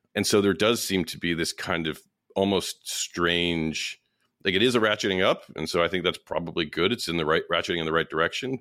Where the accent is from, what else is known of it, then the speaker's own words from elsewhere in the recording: New York, United States; as a New Yorker